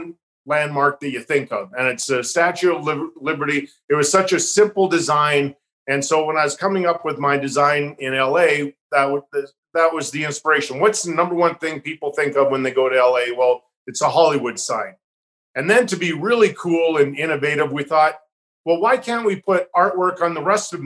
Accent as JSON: {"language": "English", "town": "Calgary", "region": "Alberta", "country": "Canada", "tie": "born or raised there", "moved": "yes", "said": "first team I went to were the Calgary Flames, my hometown"}